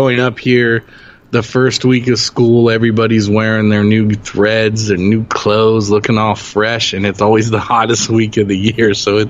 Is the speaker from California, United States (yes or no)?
yes; Los Angeles, California, United States; having the team back in my hometown.